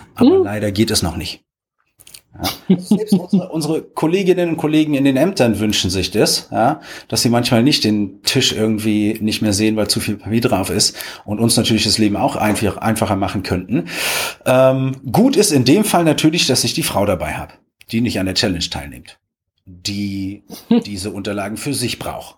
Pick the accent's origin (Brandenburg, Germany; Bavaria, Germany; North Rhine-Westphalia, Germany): Brandenburg, Germany; Potsdam; moved away; ich komme ja ursprünglich aus Potsdam